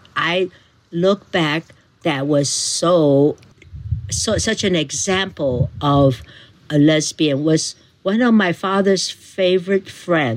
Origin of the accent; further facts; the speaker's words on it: Taiwan; moved away as an adult; also born or lived in Nanjing, China / Wisconsin, United States; now in Mendocino, United States; we moved to Taiwan, and I was only 2 years old. So I pretty much grew up in Taiwan for 19 years